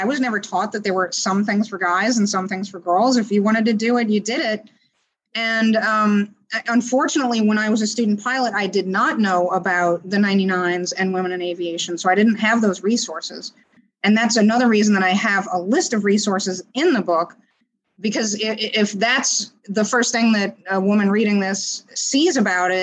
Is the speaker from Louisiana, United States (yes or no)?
yes; New Orleans, Louisiana, United States; moved away; also born or lived in San Francisco; where I grew up in New Orleans